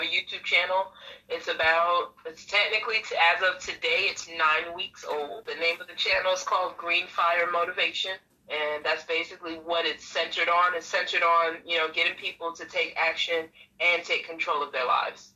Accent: New York City, New York, United States; moved away as an adult; now in North Carolina, United States; I was originally born and raised in Brooklyn, New York

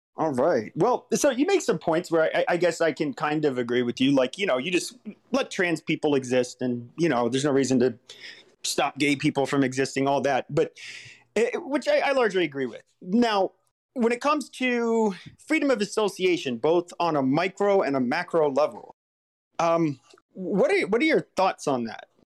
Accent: Southwest, United States; I grew up in the Southwest

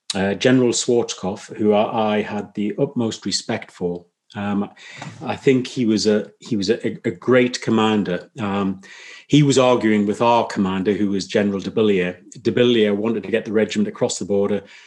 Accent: Newcastle upon Tyne, North East England, United Kingdom; I was born up in Newcastle, which um, is predominantly a, a mining town.

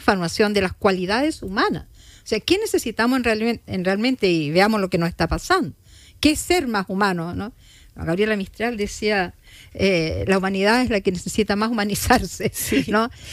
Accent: Chile; como chilenos

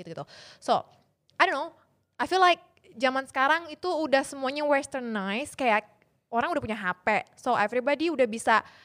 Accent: Indonesia; saya dari kecil di Indonesia

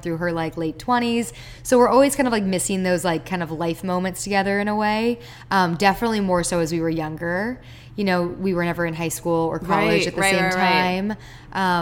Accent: Palos Verdes, California, United States; also born or lived in Maryland; I was born on the East Coast, and then we moved out here when I was about 6 years old, right after my sister was born. So my little sister was actually basically raised out here, and we're from Palos Verdes

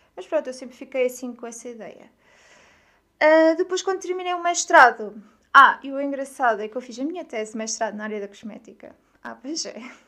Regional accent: Aveiro, Centro, Portugal; also born or lived in Coimbra / Lisbon; eu sou de Aveiro. Aveiro é uma cidade que se situa no litoral norte de Portugal. E hum, eu nem sempre vivi em Aveiro. Eu estudei em Coimbra, em Lisboa

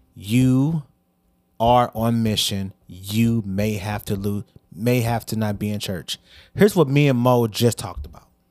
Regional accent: Hazelwood, Missouri, United States; also born or lived in Bellefontaine Neighbors, Missouri; I came from East, man. Shout out to the Spartans

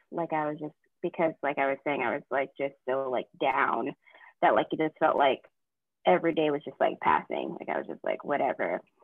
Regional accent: Boston, Massachusetts, United States; moved away as an adult; now in North Carolina, United States; I'm actually from Boston

